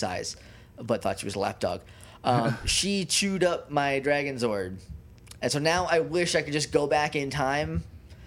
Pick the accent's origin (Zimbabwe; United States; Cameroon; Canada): United States; Rindge, New Hampshire; also born or lived in Jaffrey, New Hampshire; I'm from a small town in New Hampshire, in the south of New Hampshire, called Ringe.